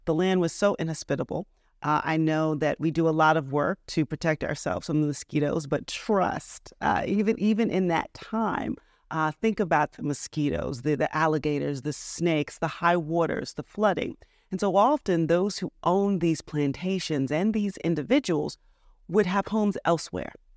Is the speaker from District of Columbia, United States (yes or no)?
yes; Washington, District of Columbia, United States; moved away as an adult; also born or lived in New Orleans, Louisiana / Michigan; now in Charleston, United States; I'm from the Washington, D C area. I grew up going back and forth to New Orleans, Louisiana